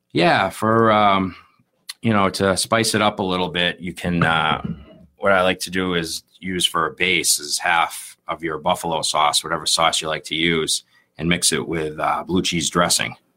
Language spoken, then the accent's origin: English; Plymouth, Massachusetts, United States; I grew up in Plymouth